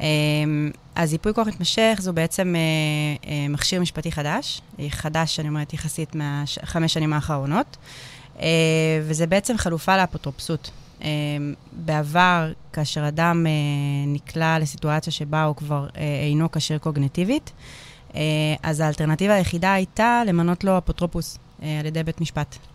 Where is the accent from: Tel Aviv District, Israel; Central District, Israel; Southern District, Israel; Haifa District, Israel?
Haifa District, Israel; Hadera; נולדתי וגדלתי בחדרה, וגם היום אני בחדרה